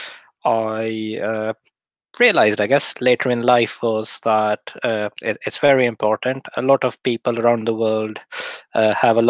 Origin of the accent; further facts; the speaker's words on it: Lahore, Punjab, Pakistan; moved away as an adult; now in United Kingdom; I was born in Lahore in Pakistan. And I lived there till I was 21